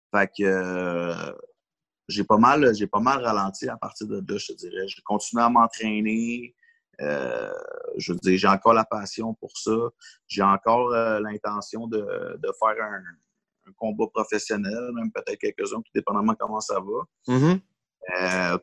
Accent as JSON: {"language": "French", "town": "Longueuil", "region": "Quebec", "country": "Canada", "tie": "born or raised there", "said": "Je suis né à Longueuil, j'ai grandi à Longueuil"}